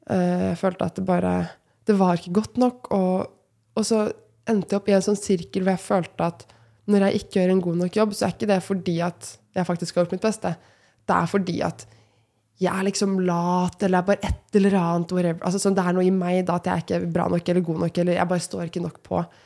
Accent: Moss, Østfold, Norway; Og jeg kommer jo personlig fra Moss, veldig glad i Moss

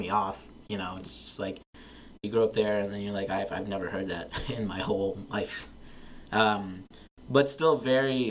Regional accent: Charlotte, North Carolina, United States; I'm from Charlotte. I grew up in Charlotte. I went to school there before I went off to college

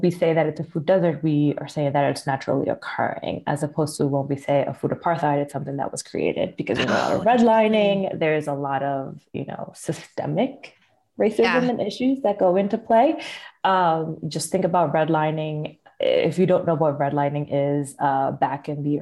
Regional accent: Philadelphia, Pennsylvania, United States; I'm from Philly

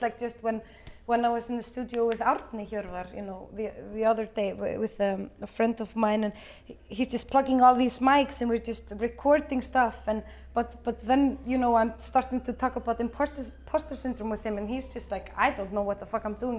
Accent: Iceland; we are from Iceland

